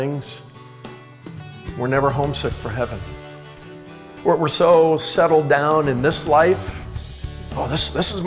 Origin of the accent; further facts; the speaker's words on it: Indiana, United States; when I was a young boy growing up in Indiana